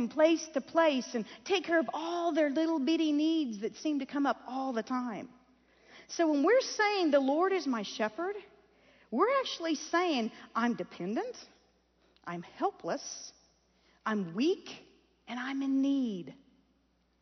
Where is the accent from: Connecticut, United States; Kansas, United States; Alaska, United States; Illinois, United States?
Kansas, United States; growing up in Kansas on a little farm